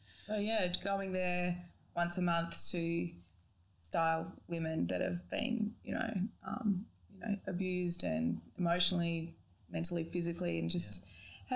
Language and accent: English; Perth, Western Australia, Australia; now in Brisbane, Australia; I grew up in Perth.